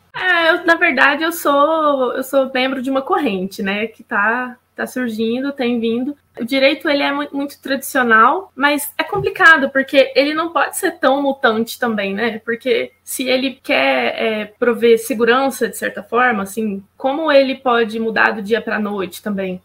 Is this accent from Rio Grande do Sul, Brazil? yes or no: no; Uberaba, Minas Gerais, Brazil; moved away as an adult; also born or lived in Belo Horizonte; Eu sou de Uberaba mesmo